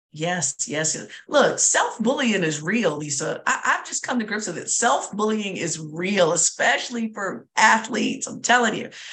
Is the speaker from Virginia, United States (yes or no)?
yes; Southern Virginia, United States; I'm from Southern Virginia.